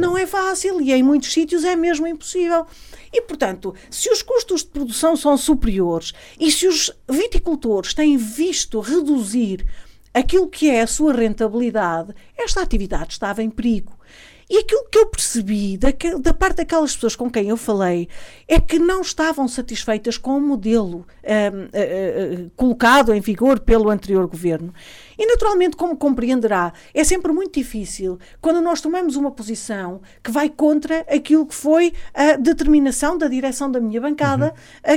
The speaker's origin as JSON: {"language": "Portuguese", "area": "Alto Tâmega", "region": "Norte", "country": "Portugal", "tie": "born or raised there", "said": "sou natural do Alto Tâmega"}